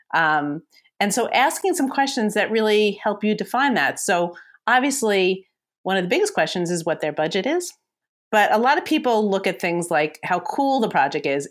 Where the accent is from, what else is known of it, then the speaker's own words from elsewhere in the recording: New York, United States; I'm a New Yorker